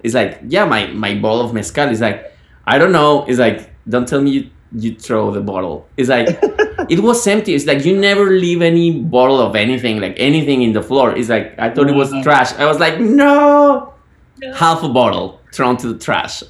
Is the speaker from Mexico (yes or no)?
yes; Guadalajara, Jalisco, Mexico; now in United States; I'm from Guadalajara